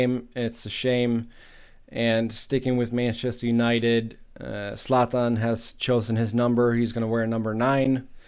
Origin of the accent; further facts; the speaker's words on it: Gothenburg, Västra Götaland, Sweden; my hometown, Gothenburg, Sweden